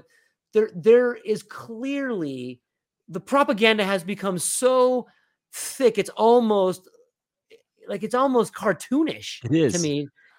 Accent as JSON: {"language": "English", "town": "Oceanside", "region": "California", "country": "United States", "tie": "born or raised there", "said": "So I grew up in this town, in Northern San Diego, Oceanside, kind of Vista."}